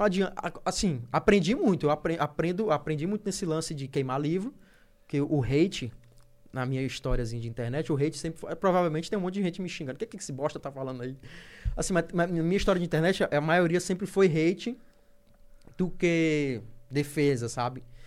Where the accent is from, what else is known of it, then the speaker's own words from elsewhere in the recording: Teresina, Piauí, Brazil; Norte, que é de onde eu venho. Eu moro, eu moro, eu moro debaixo do aeroporto